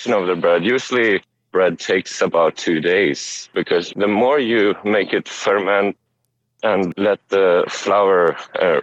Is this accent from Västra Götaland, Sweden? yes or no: no; Stockholm, Stockholm County, Sweden; moved away as an adult; now in Japan; I'm from Sweden, from Stockholm, Sweden. I lived in Sweden